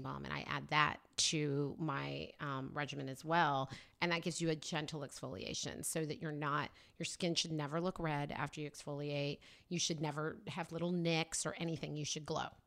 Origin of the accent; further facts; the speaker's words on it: Oklahoma, United States; moved away as an adult; also born or lived in New York; now in California, United States; raised in Oklahoma